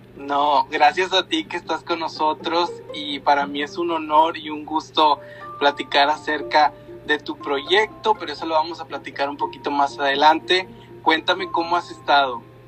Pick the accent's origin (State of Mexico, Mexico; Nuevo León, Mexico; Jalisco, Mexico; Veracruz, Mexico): Nuevo León, Mexico; Linares; Gaby y yo somos de Linares